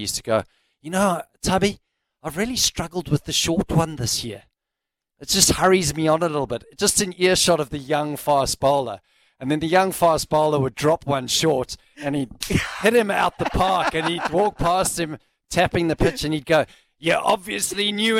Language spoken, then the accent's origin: English; New Zealand; It's a sporting event that, as a New Zealander, when it pops up on the screen, you turn it off.